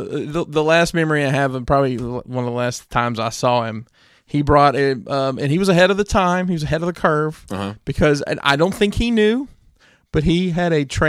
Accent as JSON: {"language": "English", "region": "Alabama", "country": "United States", "said": "Worked for me a good bit when I ran my promotion down in Alabama, you know, where I'm from."}